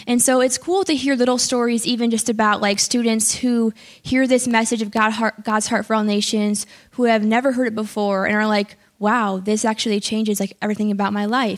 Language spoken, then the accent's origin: English; Chicago, Illinois, United States; I'm from the Chicago area.